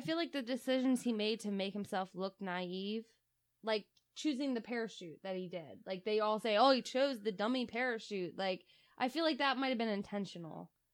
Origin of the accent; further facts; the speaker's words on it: Delaware, United States; we're from Delaware